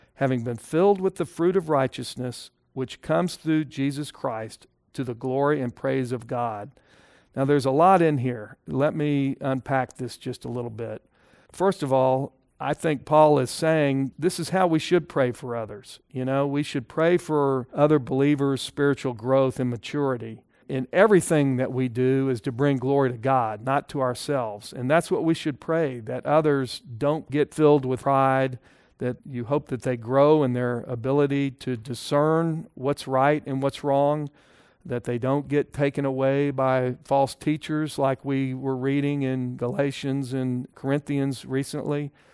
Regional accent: Texas, United States; as a Texan

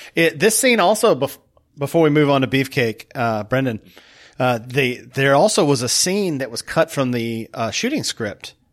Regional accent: United States; me as an American

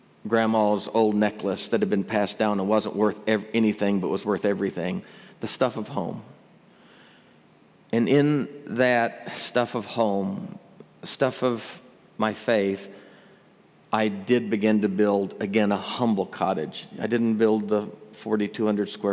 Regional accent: Northeast Arkansas, United States; I grew up over in Northeast Arkansas, Tornado Alley

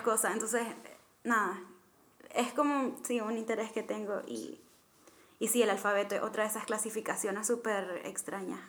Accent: Nicaragua; moved away; soy nicaragüense, mitad británica

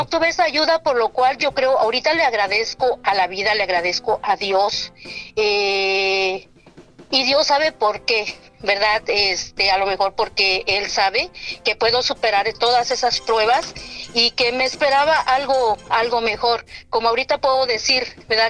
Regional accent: Oaxaca, Mexico; now in Santa Maria, United States; soy del estado de Oaxaca, México, y radico aquí en Santa María, California.

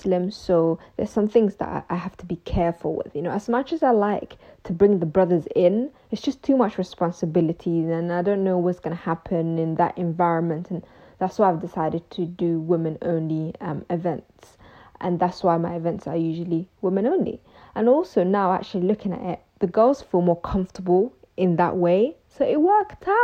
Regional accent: London, United Kingdom; also born or lived in Mogadishu, Somalia / Ethiopia; we moved to the UK, where I went to school, college, university, and pretty much most of my life was in London. And that's why I always say I'm from London

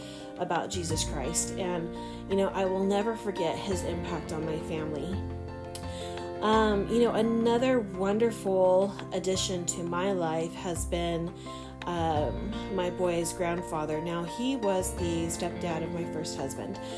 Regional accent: Fresno, California, United States; growing up in my hometown of Fresno

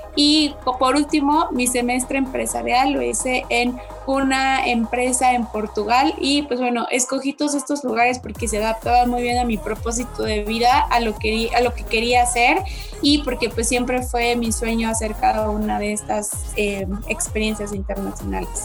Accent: Querétaro, Mexico; Soy 100% caretana

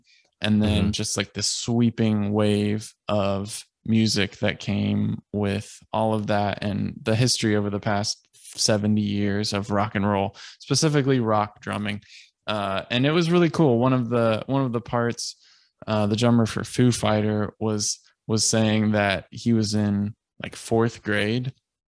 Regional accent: Boston, Massachusetts, United States; well, we're both from Boston.

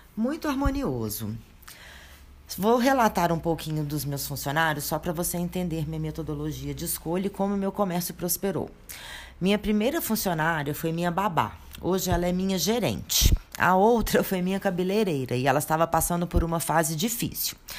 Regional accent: a small town in Minas Gerais, Brazil; eu regressei para minha terra natal e abri minha própria drogaria

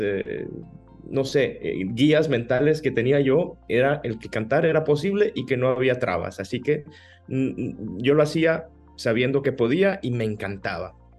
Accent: Navojoa, Sonora, Mexico; accent: sonorense; moved away as an adult; also born or lived in Ciudad Obregón, Sonora / Hermosillo, Sonora / Mexico City / Italy; nací en Obregón, me crié en Navojoa y, en la preadolescencia me fui a Hermosillo con mi familia

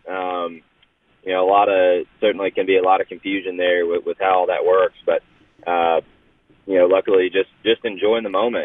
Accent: North Georgia, United States; I'm from North Georgia, and you know Talladega is obviously very very close to there

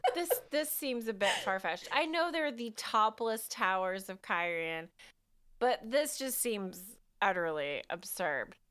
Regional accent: United States; I'm an American

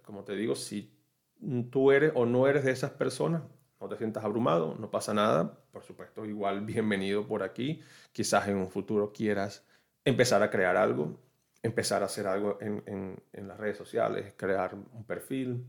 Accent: Venezuela; moved away as an adult; now in Orlando, United States; soy de Venezuela, vivo aquí en los Estados Unidos, específicamente en la ciudad de Orlando.

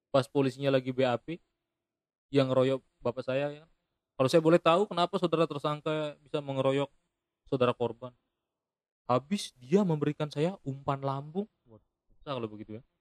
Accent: Lombok, West Nusa Tenggara, Indonesia; Jadi saya ini lahir dan besar di Lombok, tapi saya ini suku Bali gitu.

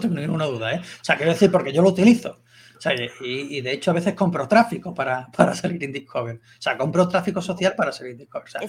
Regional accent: Seville, Andalusia, Spain; soy de Sevilla

